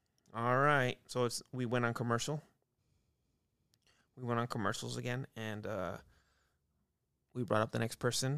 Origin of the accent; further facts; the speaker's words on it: Merced, California, United States; I'm so happy to be here, Bob. I'm from Merced, California.